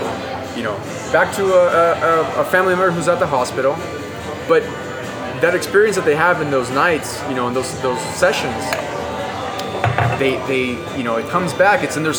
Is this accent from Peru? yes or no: yes; Peru; I have five fingers, you know, I'm from Peru, I have black hair, black eyes